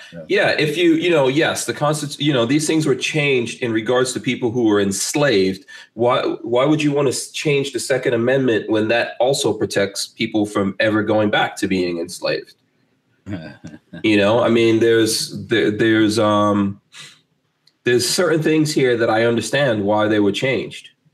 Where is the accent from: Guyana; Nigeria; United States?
Guyana; moved away; I was born in Guyana